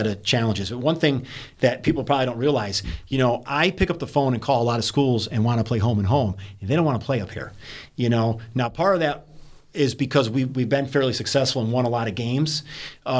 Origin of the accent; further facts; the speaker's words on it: near Williamstown, Massachusetts, United States; now in Vermont, United States; I grew up near Williamstown